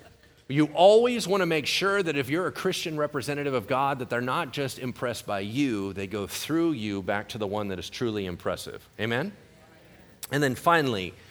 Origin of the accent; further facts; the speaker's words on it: El Dorado Hills, California, United States; I was graduating from Oak Ridge High School in El Dorado Hills